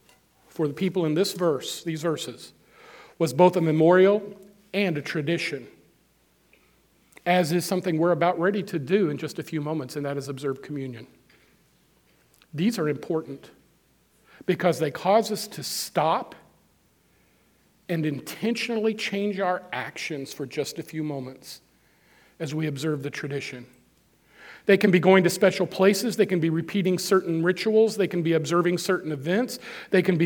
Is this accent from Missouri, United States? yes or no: yes; Moberly, Missouri, United States; moved away; I was in Moberly not long ago. That's my hometown where I grew up. I haven't lived there in 40-some-odd years